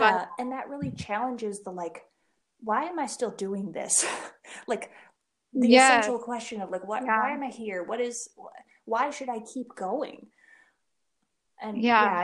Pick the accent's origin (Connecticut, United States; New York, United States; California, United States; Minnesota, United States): Minnesota, United States; moved away as an adult; also born or lived in Albuquerque, New Mexico; I was home from Albuquerque. I was visiting Minnesota for the first time since I moved out west